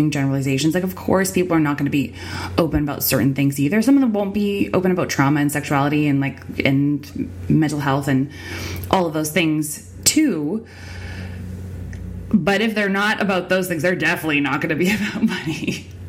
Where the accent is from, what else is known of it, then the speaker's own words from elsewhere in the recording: Winnipeg, Manitoba, Canada; on the wrong side of the train tracks, on the wrong side of the bridge is where I grew up